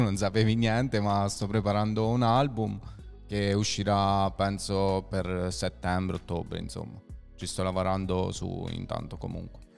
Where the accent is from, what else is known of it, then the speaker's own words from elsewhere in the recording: a village near Lanciano, Abruzzo, Italy; i ragazzi mia, del mio paesello, perché io non so proprio di Lanciano, se è un paese vicino